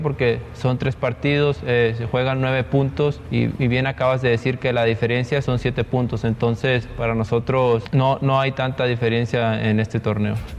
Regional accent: Querétaro, Mexico; Yo soy de Querétaro.

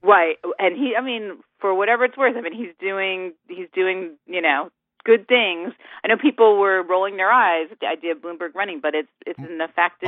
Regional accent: Connecticut, United States; now in Florida, United States; I grew up in Connecticut

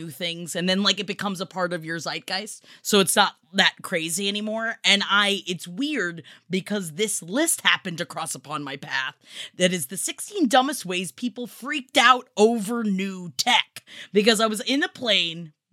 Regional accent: New York, United States; the two years of my life growing up in New York when we had to keep a paint can on a toilet because there was a rat that liked to come up through the pipes.

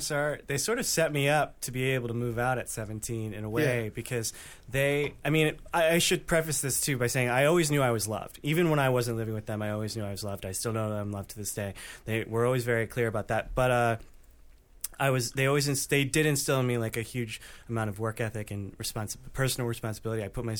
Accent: Illinois, United States; Right outside Chicago.

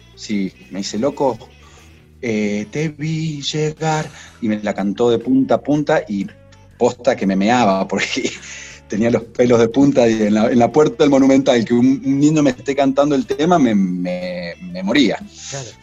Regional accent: Maipú, Mendoza, Argentina; also born or lived in Cruz de Piedra; Yo nací en la ciudad de Mendoza y desde muy chiquito me vine a vivir a Maipú

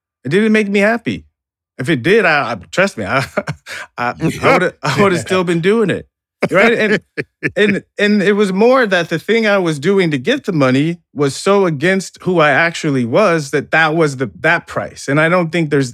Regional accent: United States; growing up in America

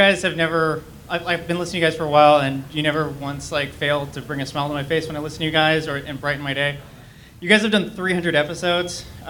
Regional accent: Las Vegas, Nevada, United States; I'm from Las Vegas.

